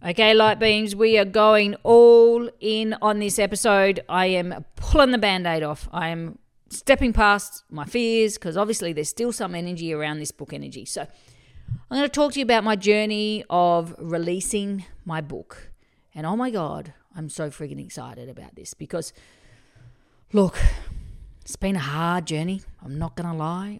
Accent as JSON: {"language": "English", "town": "Murray Bridge", "region": "South Australia", "country": "Australia", "said": "I'm Bogan from Murray Bridge"}